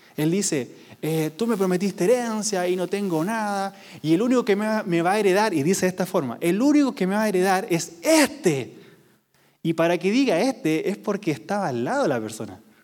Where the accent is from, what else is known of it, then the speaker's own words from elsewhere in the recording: Quilpué, Valparaíso, Chile; yo vengo de una ciudad que no es conocida. Quilpué. Siempre decimos que somos de Viña del Mar